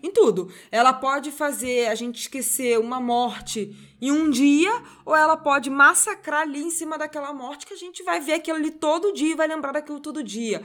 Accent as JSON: {"language": "Portuguese", "country": "Brazil", "said": "a gente, como brasileiro"}